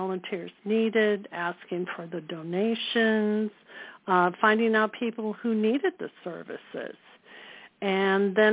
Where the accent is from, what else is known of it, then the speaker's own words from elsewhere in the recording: Chicago, Illinois, United States; moved away as an adult; now in Los Angeles, United States; I come from the Midwest. I was born in Chicago, and I attended my local junior college there